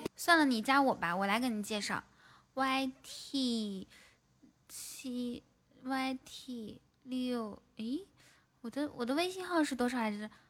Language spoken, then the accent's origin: Chinese; Inner Mongolia, China; moved away; 我说我是内蒙古的